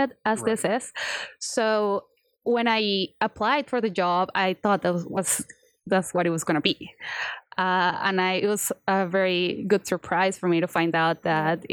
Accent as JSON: {"language": "English", "country": "Colombia", "moved": "yes", "lives_now": "Rogers, United States", "said": "I'm from Colombia"}